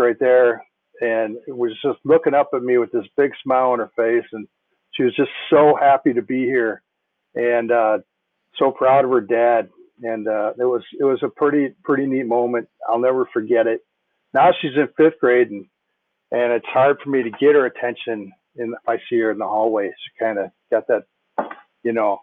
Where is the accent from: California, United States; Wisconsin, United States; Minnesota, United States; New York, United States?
Minnesota, United States; Minnetonka; I grew up in Minnetonka, went to Minnetonka High School